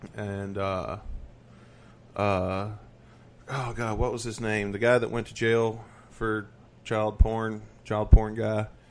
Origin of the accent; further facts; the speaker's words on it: the South, United States; I'm from the South